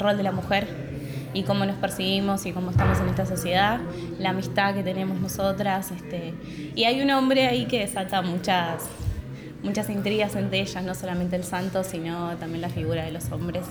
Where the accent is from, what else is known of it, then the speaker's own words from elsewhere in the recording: Santa Fe, Argentina; moved away; also born or lived in Buenos Aires; yo soy del interior, yo soy de Santa Fe